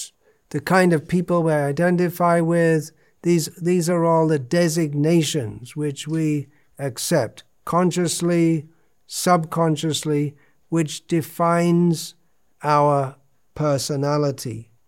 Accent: England, United Kingdom; I am an Englishman.

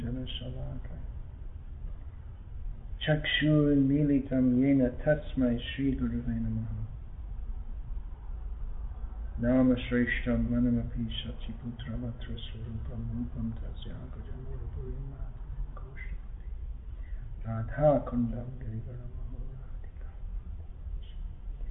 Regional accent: England, United Kingdom; moved away; also born or lived in Ireland; I was born and raised in England.

